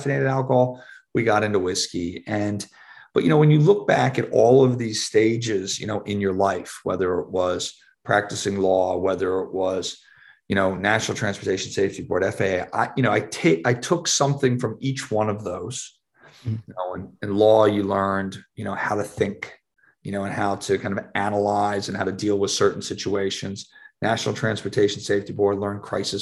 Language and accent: English; Philadelphia, Pennsylvania, United States; moved away as an adult; also born or lived in St. Louis; I grew up in Philadelphia